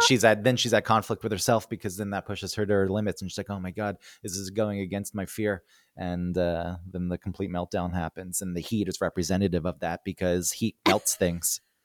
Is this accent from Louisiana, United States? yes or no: no; New York, United States; "Where are you from?" And I said, "New York."